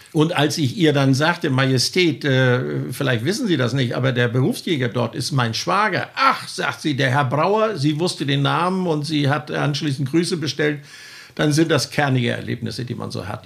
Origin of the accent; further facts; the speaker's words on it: Elisabeth-Sophien-Koog, Schleswig-Holstein, Germany; mein Lieblingsort ist bei mir zu Hause im Elisabetzefinko. Ich bin ja kein Nordstrander, ich komme ja aus dem Elisabetzefinko.